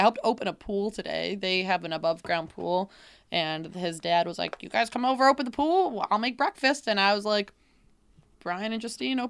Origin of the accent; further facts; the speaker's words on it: New York, United States; Like, I'm from Central New York.